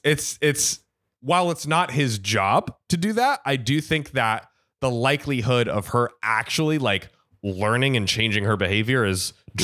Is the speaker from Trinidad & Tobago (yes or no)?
no; India; At this point, my jaw dropped. I am Indian.